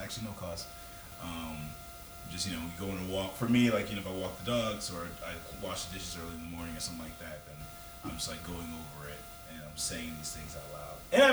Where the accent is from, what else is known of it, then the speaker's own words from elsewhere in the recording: the South, United States; growing up in the South as a black man